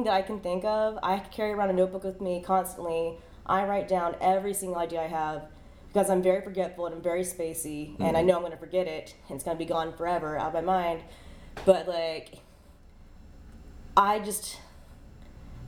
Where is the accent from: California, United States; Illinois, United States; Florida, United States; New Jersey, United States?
Florida, United States; Pensacola; also born or lived in Tallahassee, Florida; I am born and raised in Pensacola, and I moved away.